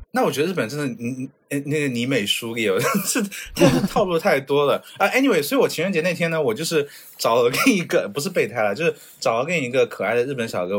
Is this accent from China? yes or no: yes; China; now in Japan; 咱就是中国人